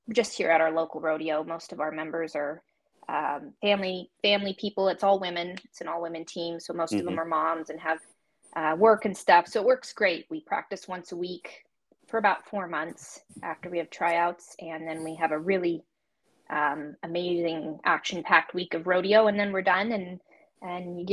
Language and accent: English; Idaho, United States; also born or lived in Colorado; very originally, I'm from Colorado, but my family moved out when I was about 9 to Idaho to be closer to my dad's family, and we've been here ever since